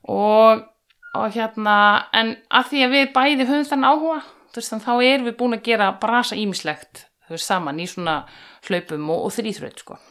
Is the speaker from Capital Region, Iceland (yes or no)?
no; Hella, Southern Region, Iceland; moved away as an adult; also born or lived in North Iceland; now in Höfn í Hornafirði, Iceland; ég er alveg upp á Hellu á Suðurlandi